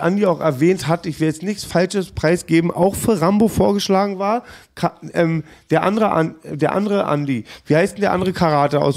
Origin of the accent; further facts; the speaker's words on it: Berlin, Germany; ich bin Berliner